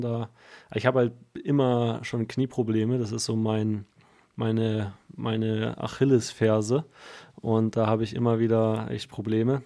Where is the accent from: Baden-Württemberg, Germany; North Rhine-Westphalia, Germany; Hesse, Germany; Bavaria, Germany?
Bavaria, Germany; ich komme aus Bayern in der Nähe des Waldes